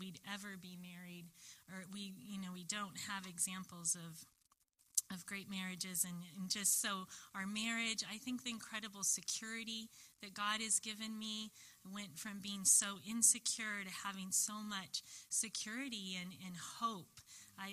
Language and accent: English; Long Beach, California, United States; I grew up, I was born in Long Beach